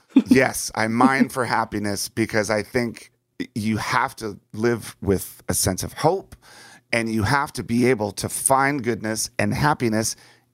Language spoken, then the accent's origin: English; Washington, D.C. area, United States; And when I was young, growing up outside of Washington, D.C., my greatest fear was war.